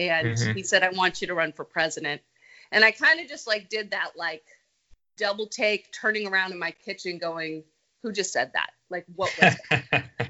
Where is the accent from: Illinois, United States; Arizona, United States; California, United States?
California, United States; moved away as an adult; I grew up in California